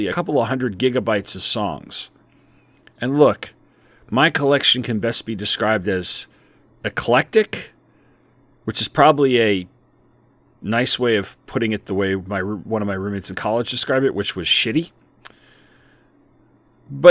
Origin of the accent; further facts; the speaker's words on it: South Shore of Long Island, New York, United States; my hometown on the South Shore of Long Island